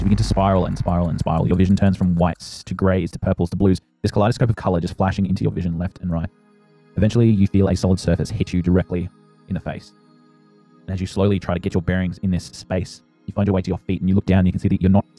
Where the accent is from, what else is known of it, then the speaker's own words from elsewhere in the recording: Australia; I'm Australian